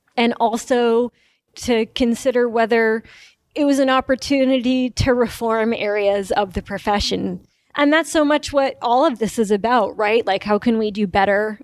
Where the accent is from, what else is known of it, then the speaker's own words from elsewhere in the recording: New York, United States; moved away as an adult; also born or lived in Wisconsin; I grew up in New York